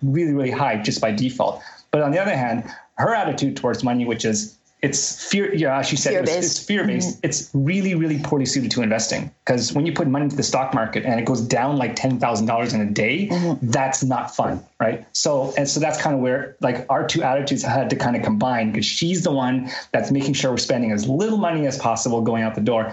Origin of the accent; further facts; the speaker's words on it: Canada; I grew up in Canada